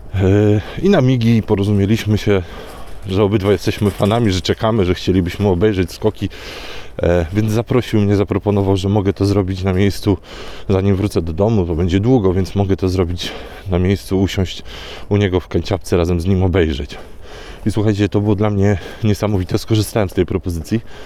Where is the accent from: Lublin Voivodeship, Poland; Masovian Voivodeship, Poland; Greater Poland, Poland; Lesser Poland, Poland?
Masovian Voivodeship, Poland; Warsaw; jestem z Warszawy